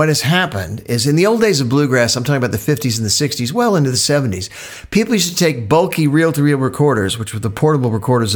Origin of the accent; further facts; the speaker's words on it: Louisville, Kentucky, United States; moved away; Louisville, Kentucky, my hometown